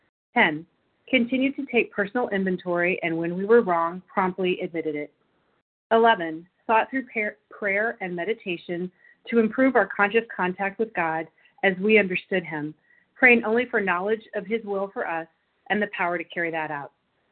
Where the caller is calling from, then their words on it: Illinois, United States; I'm calling in from Illinois.